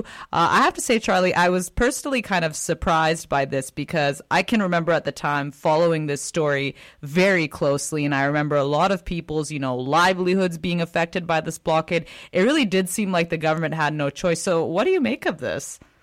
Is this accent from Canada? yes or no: yes; Canada; as a Canadian